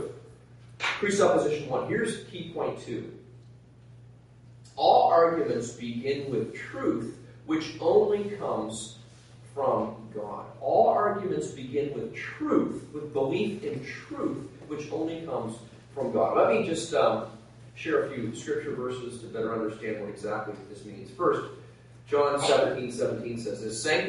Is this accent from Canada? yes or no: yes; Nova Scotia, Canada; I'm from Nova Scotia